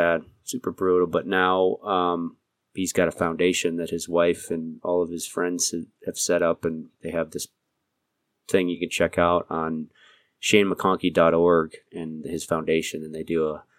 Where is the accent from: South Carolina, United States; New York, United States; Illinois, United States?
New York, United States; moved away as an adult; also born or lived in Eastern New Mexico; Growing up in New York